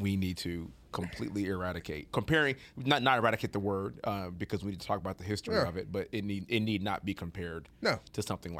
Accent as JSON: {"language": "English", "country": "United States", "tie": "born or raised there", "said": "any accent that's not American because we grew up in America, sure."}